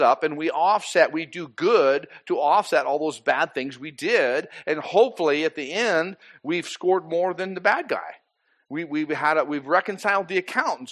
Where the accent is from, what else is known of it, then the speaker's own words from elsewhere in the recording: Boise, Idaho, United States; I grew up in Boise.